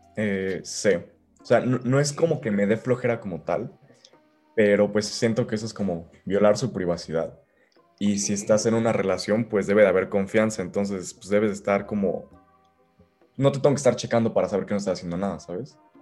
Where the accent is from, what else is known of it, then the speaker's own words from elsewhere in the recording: Querétaro, Mexico; also born or lived in Guadalajara, Mexico; nací en Guadalajara. Ok pero a los tres meses um, de, irme para allá, digo, a los tres meses de, estar ahí, me vine para acá a Querétaro. Así que prácticamente soy querétaro.